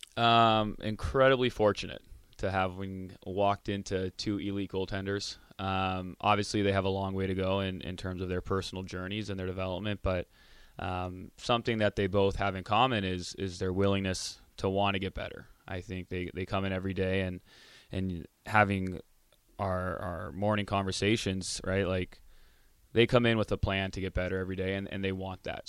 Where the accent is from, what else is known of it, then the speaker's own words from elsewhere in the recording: Orange County, California, United States; now in Lincoln, United States; I grew up in Orange County